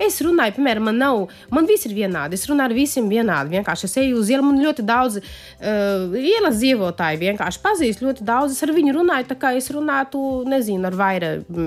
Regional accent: Paraíba, Brazil; Latvian is a second language; now in Latvia; tas ir no mana reģiona, no kurienes es esmu

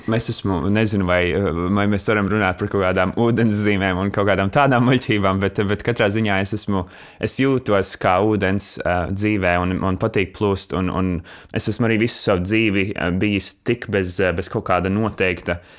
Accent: Latvia; moved away as an adult; manu tīņa laiku, kad es dzīvoju Latvijā

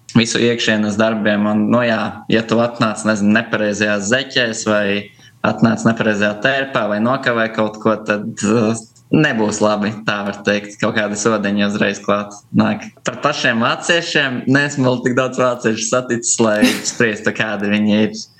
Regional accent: Preiļi, Latgale, Latvia; moved away as an adult; also born or lived in Riga; now in Hohenstein-Ernstthal, Germany; pats esmu no Prēļiem. Un visu jaunību līdz gimnāzijas 12. klasē praktiski par Prēļiem esmu dzīvojis

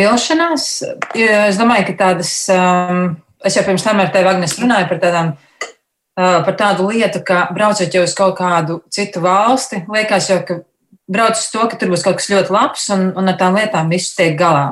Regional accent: Latvia; moved away; mēs esam latvieši

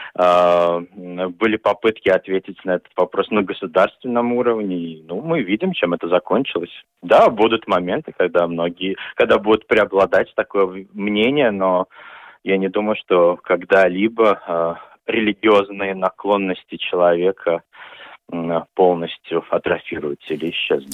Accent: Daugavpils, Latgale, Latvia; я вырос в Даугавпилсе

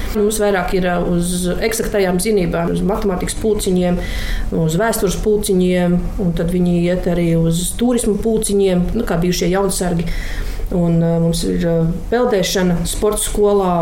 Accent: Latvia; also born or lived in Mārupe Municipality; Mēs lepojamies ar to, ka esam latvieši

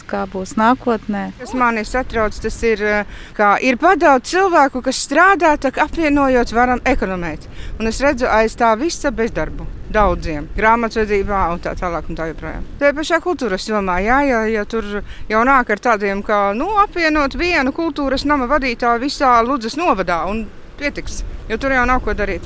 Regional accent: Baltinava Municipality, Latgale, Latvia; es esmu no Baltiņas novada

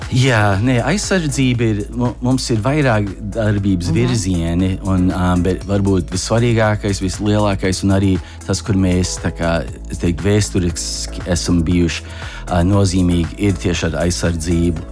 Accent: Chicago, Illinois, United States; moved away as an adult; now in Washington, D.C., United States; Es uzaugu Čikāgā, kur mums faktiski ir liela, liela tāda trimdas pēcteču grupa

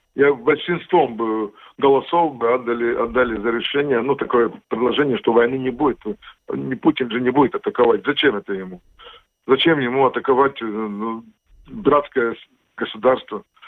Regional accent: Latvia; Russian is a second language; я латвий, я латыш

